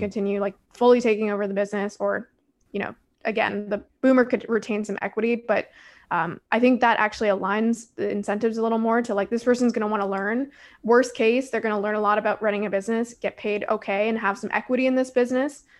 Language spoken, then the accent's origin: English; Toronto, Ontario, Canada; I'm from Toronto